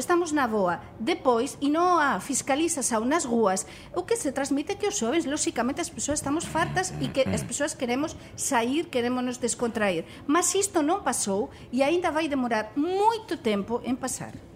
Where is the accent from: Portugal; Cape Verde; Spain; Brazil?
Spain; Portuguese is a second language; como espanhola